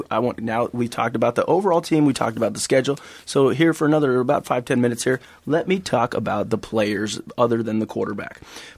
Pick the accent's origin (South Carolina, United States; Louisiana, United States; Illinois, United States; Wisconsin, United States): Illinois, United States; Champaign; I'm from Champaign, Illinois